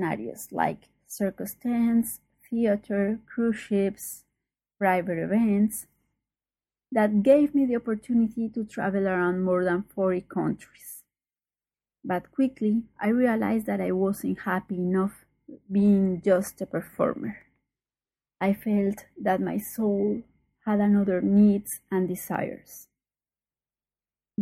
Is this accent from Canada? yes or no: no; Colombia; I'm from Colombia.